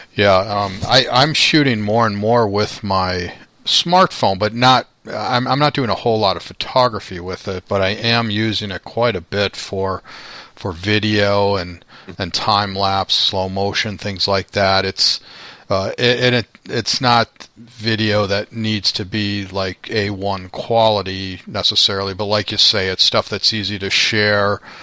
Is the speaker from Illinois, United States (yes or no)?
yes; Chicago, Illinois, United States; I'm from Chicago